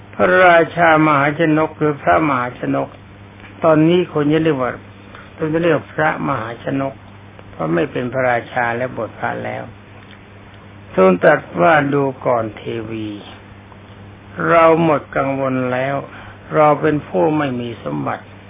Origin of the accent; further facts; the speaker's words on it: Thailand; ประเทศของเรา